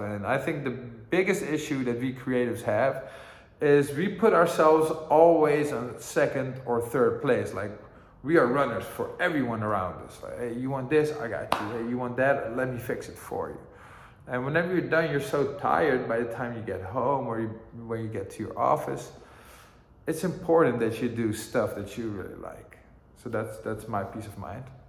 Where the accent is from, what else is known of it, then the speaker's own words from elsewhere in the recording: Amsterdam, North Holland, Netherlands; also born or lived in Greensboro, North Carolina, United States; growing up in Amsterdam